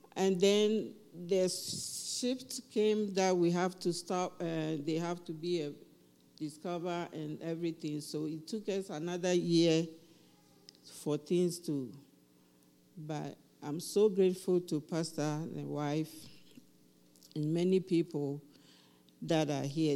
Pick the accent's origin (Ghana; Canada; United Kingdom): Ghana; now in Highlands Ranch, United States; I'm from Ghana